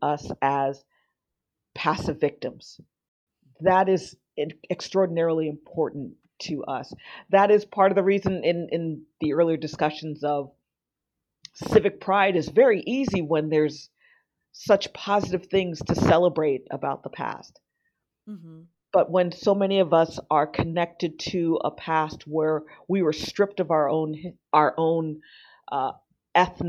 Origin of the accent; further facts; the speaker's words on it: Miami, Florida, United States; now in United Kingdom; I was born and raised in South Florida in Miami